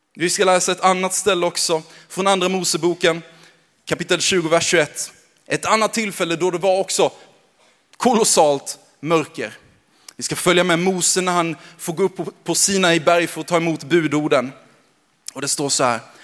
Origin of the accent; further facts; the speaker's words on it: Växjö, Kronoberg County, Sweden; accent: småländska; moved away as an adult; now in Gävle, Sweden; uppvuxen i Växjö